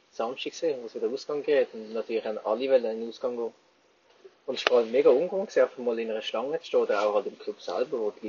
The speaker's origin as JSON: {"language": "German", "country": "Switzerland", "said": "Bei uns in der Schweiz sind mittlerweile wieder Clubs aufgegangen."}